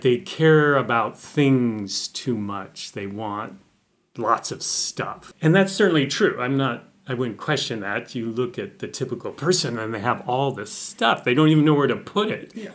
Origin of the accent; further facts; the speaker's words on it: Montana, United States; I'm from Montana, which is in the northern Rockies in the United States